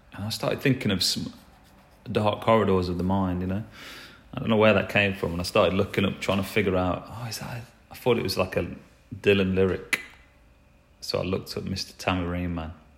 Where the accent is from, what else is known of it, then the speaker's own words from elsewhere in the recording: England, United Kingdom; I'm English, uh, we don't really pronounce T's.